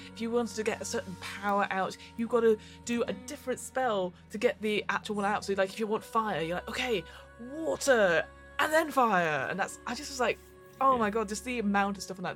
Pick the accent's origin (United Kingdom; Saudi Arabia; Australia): United Kingdom; we're both British people.